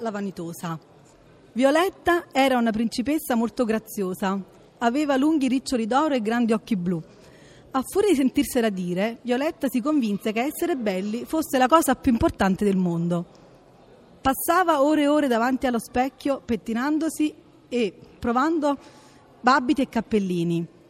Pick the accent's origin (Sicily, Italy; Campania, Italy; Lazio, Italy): Campania, Italy; Naples; vengo da Napoli